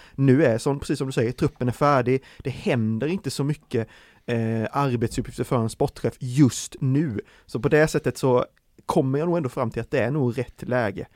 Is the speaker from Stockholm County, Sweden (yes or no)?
no; Värnamo, Jönköping County, Sweden; jag är ju från eh, Värnamo-trakten, eh, smålänning eh, som jag är